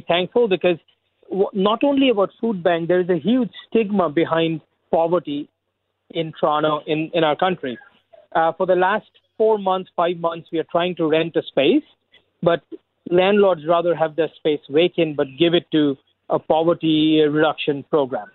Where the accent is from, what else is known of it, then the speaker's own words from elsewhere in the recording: India; moved away as an adult; now in Scarborough, Canada; I immigrated here 18 years ago from India.